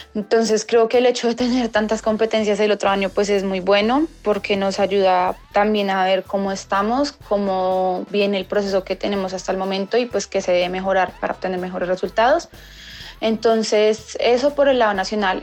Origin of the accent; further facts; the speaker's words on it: Colombia; competir un mundial en mi país pues es muy emocionante de representar a mi país en mi país Espero pues obviamente poder clasificar y, competir y darla toda por mi país y ganar una medalla acá en Colombia